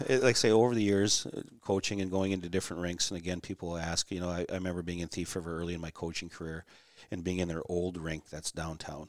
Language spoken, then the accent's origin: English; Warroad, Minnesota, United States; also born or lived in Bemidji, Minnesota; I was born in the late sixties, so I grew up there, went to school there.